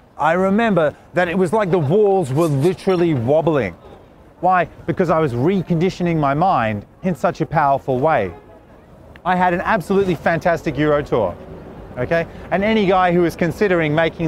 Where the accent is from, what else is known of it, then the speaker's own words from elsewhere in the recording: Australia; also born or lived in Sydney; I'm Australian.